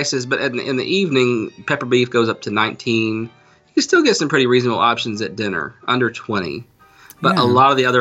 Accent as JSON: {"language": "English", "town": "Gastonia", "region": "North Carolina", "country": "United States", "tie": "born or raised there", "said": "in Gastonia, North Carolina, my hometown"}